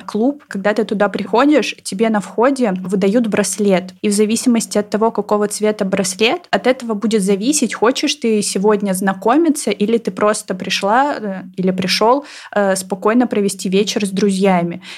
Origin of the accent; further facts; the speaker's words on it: Novosibirsk, Novosibirsk Oblast, Russia; я выросла в Новосибирском академгородке